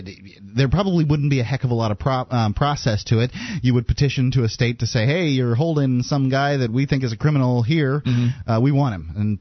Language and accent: English; New Hampshire, United States; I'm originally from New Hampshire.